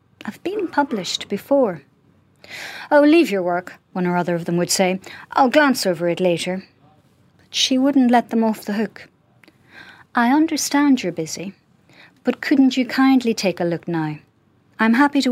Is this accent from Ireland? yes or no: yes; Ireland; as an Irish woman